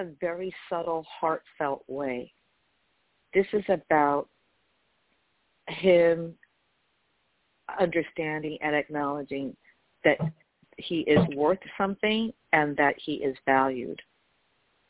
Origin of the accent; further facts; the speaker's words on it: New York, United States; I'm from New York